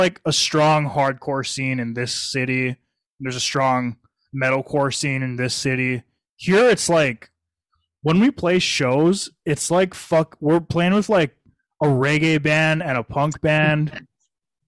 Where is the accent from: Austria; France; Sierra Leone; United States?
United States; Hawaii; being from Hawaii